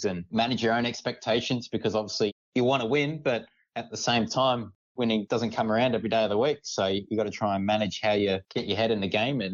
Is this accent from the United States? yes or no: no; Adelaide, South Australia, Australia; I grew up in Adelaide